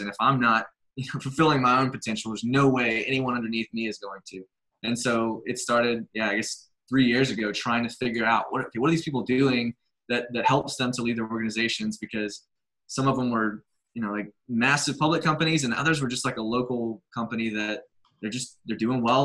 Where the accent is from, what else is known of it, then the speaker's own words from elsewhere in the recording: Birmingham, Alabama, United States; I grew up here in Birmingham, Alabama. I've been here my entire life, 35 years